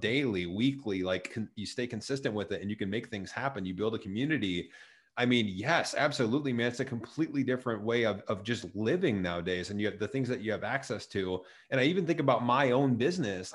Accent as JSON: {"language": "English", "town": "Chatham", "region": "Illinois", "country": "United States", "tie": "born or raised there", "also_born_or_lived": "Joliet, Illinois", "moved": "as an adult", "said": "I grew up in a, s, a town just right connected to Springfield, right south of it, called Chatham"}